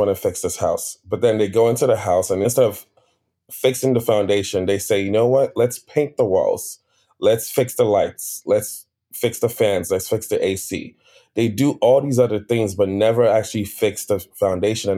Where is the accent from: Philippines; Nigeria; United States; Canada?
Nigeria; I'm Nigerian